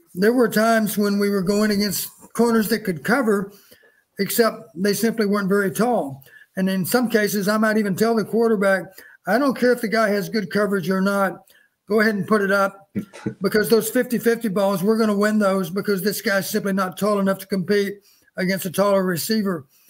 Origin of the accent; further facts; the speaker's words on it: Texas, United States; moved away; also born or lived in Iowa; I grew up in Texas